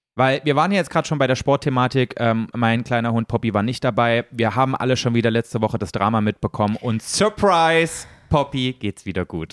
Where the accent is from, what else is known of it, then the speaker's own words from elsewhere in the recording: East Germany, Germany; ich komme ja aus dem Osten